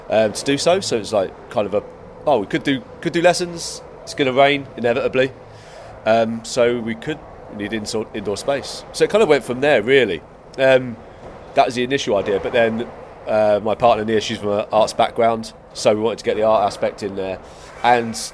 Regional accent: Kent, South East England, United Kingdom; now in Cardiff, United Kingdom; I'm from Kent. Kent. Okay. Yeah, right. Okay. Yeah. So a little tiny village on, on the Kent coast, um, near, oh, not too far from Folkestone.

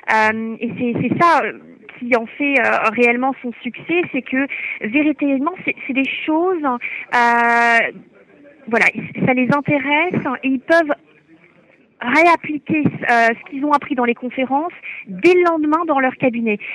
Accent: Fribourg, Switzerland; Je viens de Suisse, euh, dans la région d'Estavayer.

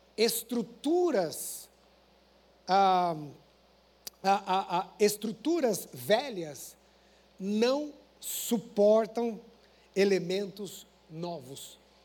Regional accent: Paraná, Brazil; eu sou paranaense

